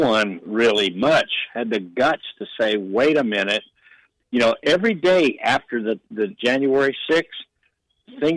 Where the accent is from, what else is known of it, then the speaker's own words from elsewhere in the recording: California, United States; I grew up in California